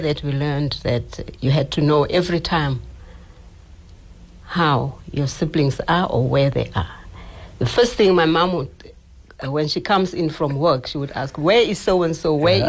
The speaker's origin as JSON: {"language": "English", "town": "Kimberley", "region": "Northern Cape", "country": "South Africa", "tie": "born or raised there", "moved": "as an adult", "said": "So I grew up in Galeshewe, was born there. Mm-hmm. I grew up there and I went to school in Kimberley"}